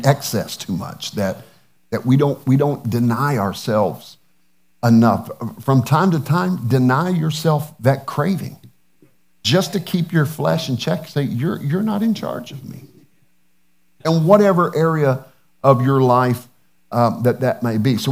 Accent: the South, United States; Being a Southerner

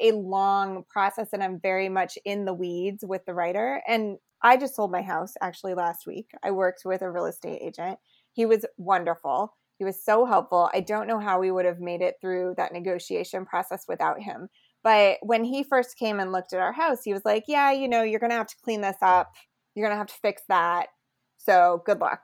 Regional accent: Lexington, Kentucky, United States; also born or lived in Muhlenberg County, Kentucky / New York City; now in Louisville, United States; I really grew up mostly in Lexington, and then I moved to Louisville for my last two years of high school

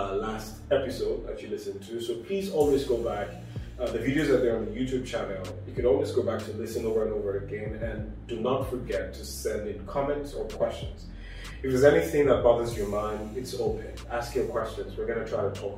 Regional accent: Nigeria; I come from Nigeria

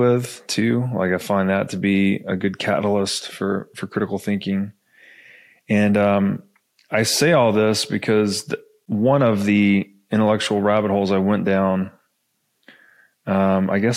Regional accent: Tennessee, United States; I grew up in Tennessee

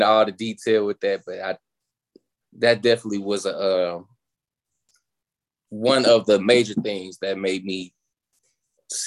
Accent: Chicago, Illinois, United States; now in Atlanta, United States; So I'm originally from Chicago

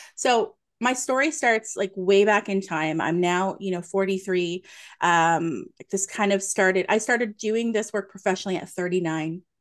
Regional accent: Nova Scotia, Canada; moved away as an adult; now in Ontario, Canada; I'm a maritimer like you. I am born and raised in Nova Scotia, currently living in Ontario

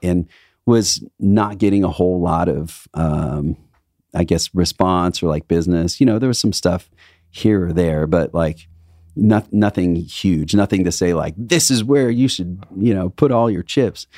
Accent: Indiana, United States; now in Los Angeles, United States; I come from Midwest

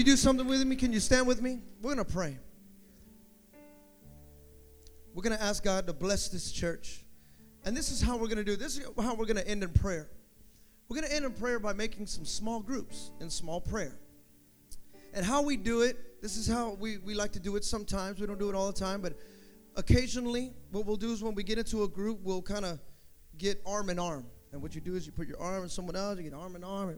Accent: the Bay Area, California, United States; I'm from the Bay

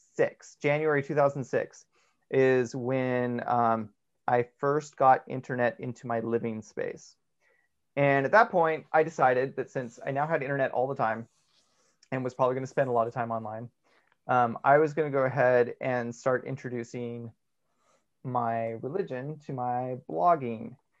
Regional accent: United States; as American Mormons

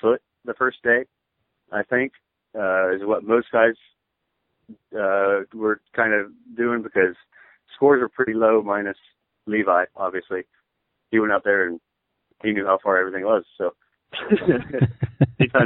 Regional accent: Ohio, United States; I'm from Ohio

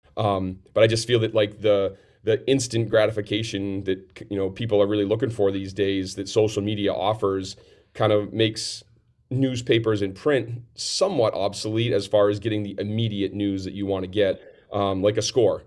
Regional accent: Farmington, New Hampshire, United States; in my hometown here of Farmington

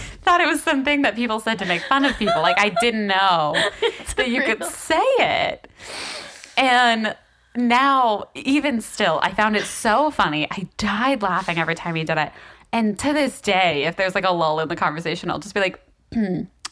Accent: the South, United States; I am from the south, but I have family in Ohio

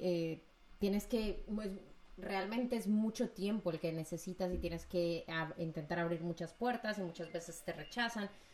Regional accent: Medellín, Antioquia, Colombia; mi ciudad natal, Medellín

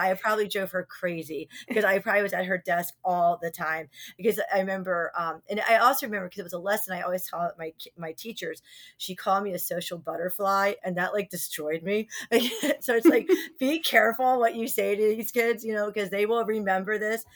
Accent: New Jersey, United States; also born or lived in Virginia; we grew up in Virginia for a little bit till we moved to New Jersey in third grade

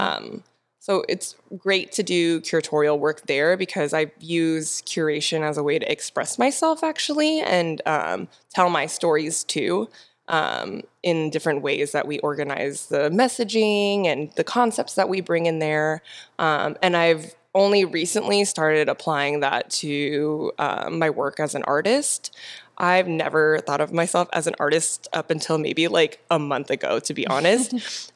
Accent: Temecula, California, United States; moved away as an adult; now in San Diego, United States; I grew up in Temecula, but I've been in San Diego for ten years

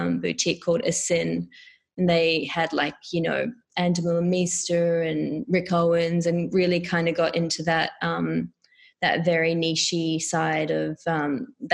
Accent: Auckland, New Zealand; moved away; also born or lived in India / Melbourne; grew up in Auckland and consider myself a Kiwi.

